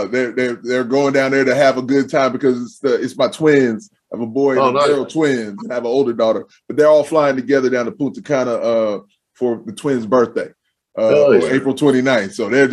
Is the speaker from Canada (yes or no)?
no; England, United Kingdom; You know, we're English, so.